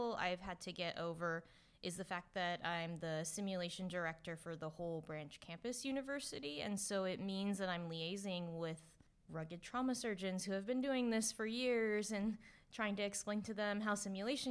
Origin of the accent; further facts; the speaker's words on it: California, United States; I'm from California, so I'm really happy and feel very grateful to be working in California